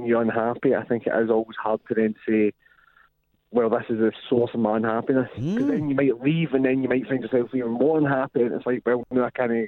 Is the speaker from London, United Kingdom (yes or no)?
no; Glasgow, Scotland, United Kingdom; I'm from Glasgow